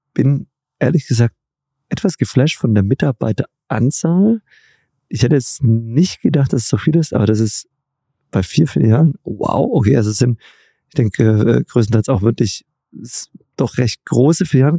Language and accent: German; Baden-Württemberg, Germany; ich komme zwar aus Baden-Württemberg, aber nicht aus eurer Region